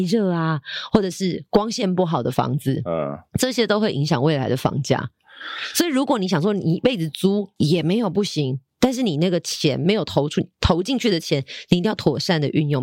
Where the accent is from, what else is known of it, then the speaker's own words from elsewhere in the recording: Taipei, Taiwan; 我自己也是住在大安区。可是不是因为我 后来埋在大安区，而是我从小就在这个区域长大，嗯。所以我的，呃，购物需求也是从周边开始